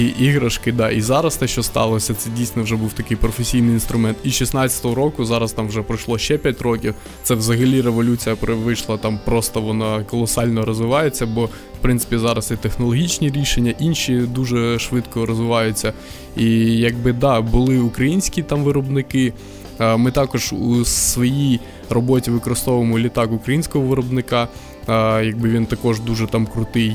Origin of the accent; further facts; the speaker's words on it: Crimea, Ukraine; moved away as an adult; also born or lived in Kyiv, Ukraine; now in Lviv, Ukraine; Я сам з Криму